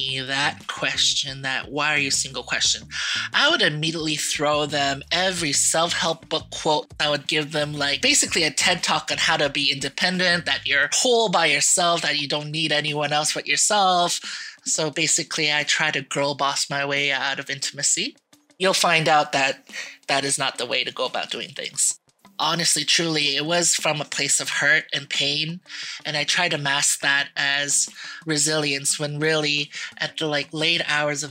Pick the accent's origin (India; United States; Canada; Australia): Canada; Mississauga, Ontario; I am from Mississauga, Ontario.